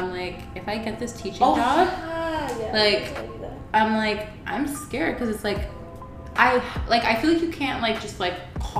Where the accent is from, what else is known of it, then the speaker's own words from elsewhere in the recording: Ajax, Ontario, Canada; I grew up in Ajax.